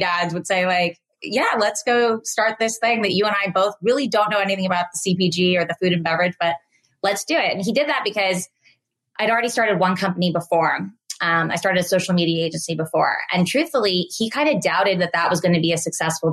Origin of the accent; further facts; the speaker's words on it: Menlo Park, California, United States; also born or lived in San Francisco; I grew up in Menlo Park. I was born in San Francisco. We moved to Menlo Park pre-Facebook